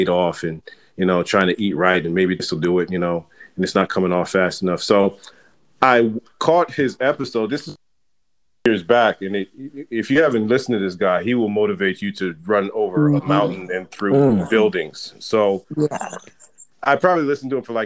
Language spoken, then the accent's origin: English; Jamaica; So I'm Jamaican, and I was raised in a culture where we ate a lot of heavy food.